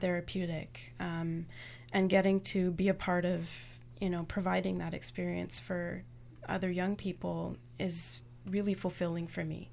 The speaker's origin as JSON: {"language": "English", "town": "Toronto", "region": "Ontario", "country": "Canada", "tie": "born or raised there", "said": "I was born and raised in Toronto."}